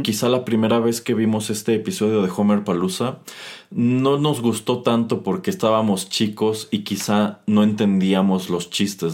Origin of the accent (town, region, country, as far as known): Mexico